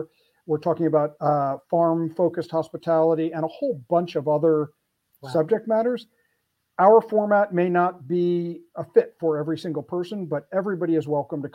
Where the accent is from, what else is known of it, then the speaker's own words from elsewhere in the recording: Philadelphia, Pennsylvania, United States; here in my hometown of Philly